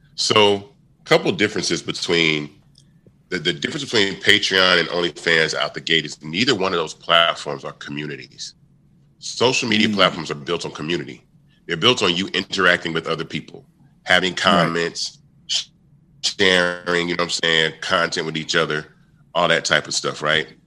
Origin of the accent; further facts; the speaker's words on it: Memphis, Tennessee, United States; I was born in Memphis